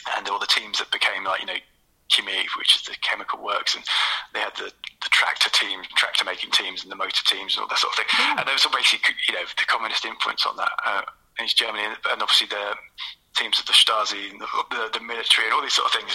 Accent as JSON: {"language": "English", "region": "London", "country": "United Kingdom", "tie": "born or raised there", "also_born_or_lived": "Kent", "said": "I grew up between in South London and then kind of in Kent"}